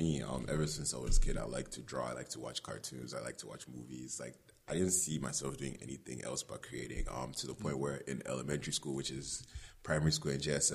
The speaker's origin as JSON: {"language": "English", "country": "Ghana", "tie": "born or raised there", "said": "because of the way I grew up in Ghana, I couldn't think of me trying to be a filmmaker."}